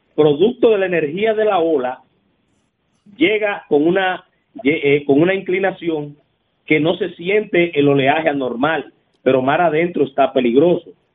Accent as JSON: {"language": "Spanish", "region": "Monte Cristi", "country": "Dominican Republic", "said": "en Montecristi, allá en mi tierra"}